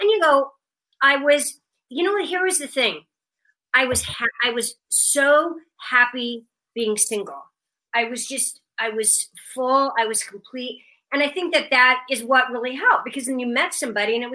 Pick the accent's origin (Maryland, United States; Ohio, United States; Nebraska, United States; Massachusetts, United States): Nebraska, United States; Omaha; we grew up in Omaha, but my parents were both from Kansas